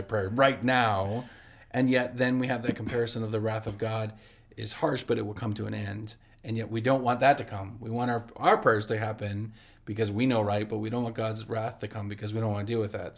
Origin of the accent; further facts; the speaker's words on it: Canada; I love being from Canada